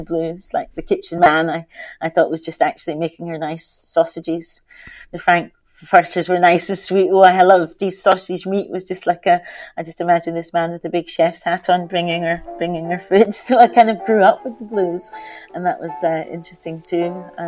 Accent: Scotland, United Kingdom; I was really lucky because I was, adopted by two white Scottish people

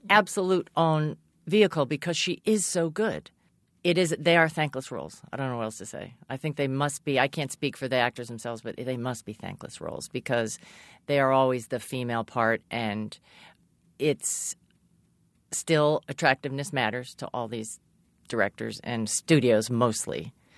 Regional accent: Massachusetts, United States; I grew up in Massachusetts.

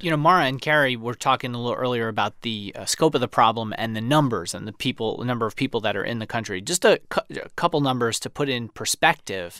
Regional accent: New York City, New York, United States; moved away; someone who grew up fifteen minutes from it

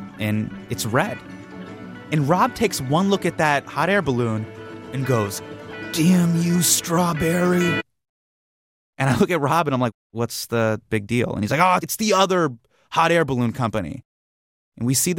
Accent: United States; I am an Indian American male

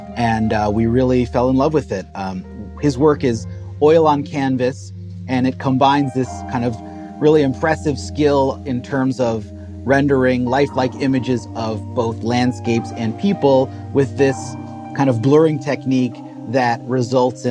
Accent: New York City, New York, United States; moved away as an adult; now in Minneapolis, United States; I'm the son of an artist, grew up in the Soho region of New York City, and grew up in the art scene there

